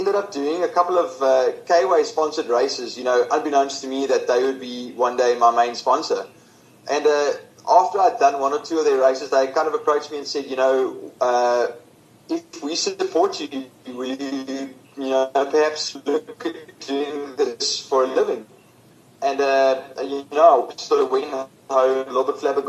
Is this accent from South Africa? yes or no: yes; Stellenbosch, Western Cape, South Africa; growing up in Stellenbosch